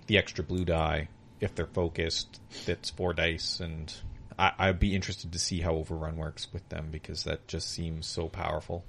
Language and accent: English; Canada; we're Canadian